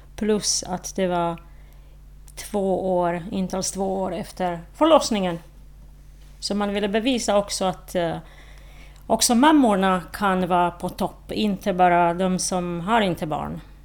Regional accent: Slovakia; Swedish is a second language; moved away as an adult; now in Åland, Finland; i Slovakien, i mitt hemland

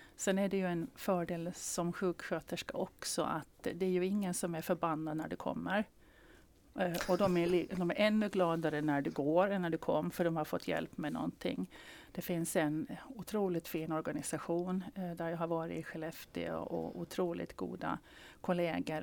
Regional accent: Åland Islands; som ålänning

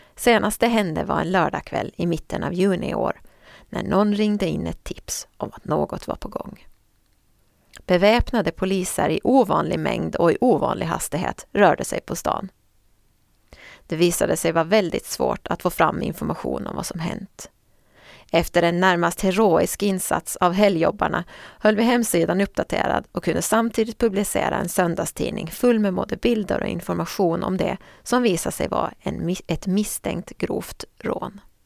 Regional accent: Åland Islands; Under jullovet 2002 var jag hemma på Åland och jobbade extra på Nyan

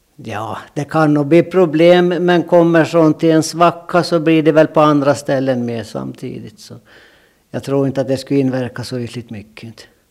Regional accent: Jomala, Åland, Åland Islands; accent: Åland dialect; moved away as an adult; now in Sweden; Jag är född i Kungsö, Jomala Kungsö

